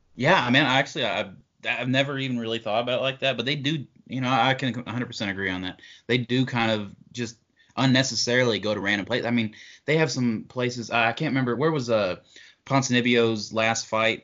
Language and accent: English; Kentucky, United States; I'm from Kentucky.